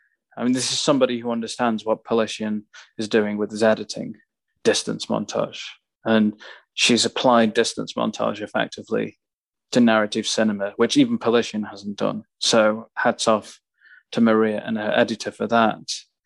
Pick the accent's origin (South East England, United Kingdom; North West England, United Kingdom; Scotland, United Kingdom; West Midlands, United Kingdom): West Midlands, United Kingdom; Staffordshire Moorlands; moved away; also born or lived in Stoke-on-Trent / Warsaw; I was born in Stoke, so right. But I grew up in the Staffordshire Moorlands